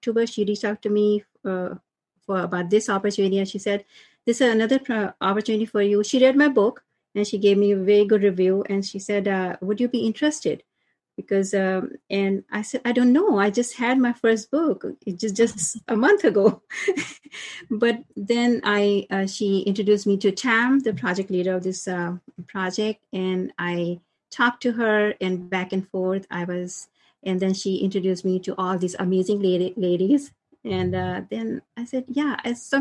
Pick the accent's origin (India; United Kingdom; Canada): India; moved away as an adult; now in United States; I'm from India, originally from India, and settled in US. I came to US after marriage.